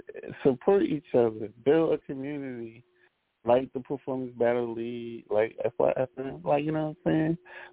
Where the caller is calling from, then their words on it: Philadelphia, Pennsylvania, United States; I'm coming from North Philadelphia.